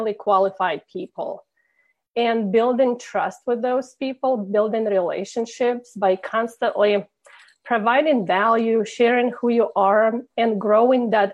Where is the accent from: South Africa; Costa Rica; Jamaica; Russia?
Russia; English is a second language; moved away as an adult; now in Indiana, United States; originally I came from Russia